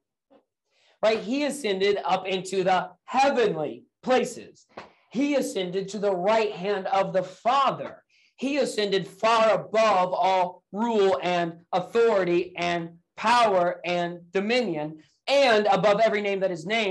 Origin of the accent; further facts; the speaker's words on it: Indiana, United States; now in Akron, United States; I was born and raised in the state of Indiana here in the United States